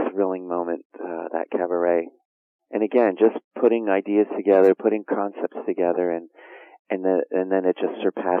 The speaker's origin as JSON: {"language": "English", "region": "New Jersey", "country": "United States", "tie": "born or raised there", "also_born_or_lived": "Chicago", "moved": "as an adult", "said": "Italian Catholic blue collar family in New Jersey, and then came to Chicago to attend Loyola University."}